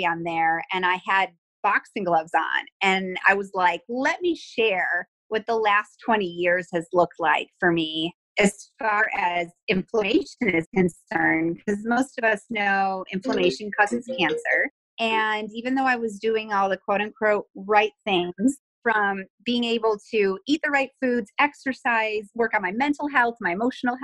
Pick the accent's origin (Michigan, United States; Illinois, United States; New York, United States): New York, United States; Buffalo; moved away as an adult; now in Texas, United States; I'm originally from Buffalo, New York, and I moved to Texas around 2001